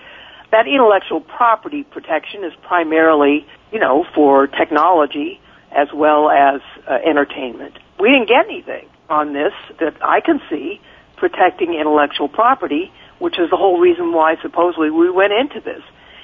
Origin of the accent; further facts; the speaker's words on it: California, United States; I come from Silicon Valley, for technology.